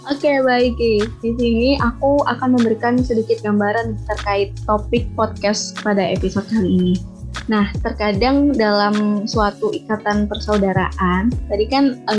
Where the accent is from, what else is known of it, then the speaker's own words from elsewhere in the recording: Samarinda, East Kalimantan, Indonesia; Ya, sebelumnya perkenalkan … Saya dari Samarinda, Kalimantan Timur. Saya angkatan 2021, Fakultas Psikologi Hang Tuah Surabaya.